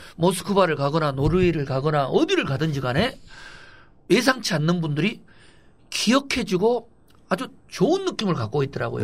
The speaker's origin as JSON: {"language": "Korean", "region": "Gwangju", "country": "South Korea", "tie": "born or raised there", "moved": "yes", "said": "제가 광주 출신이고"}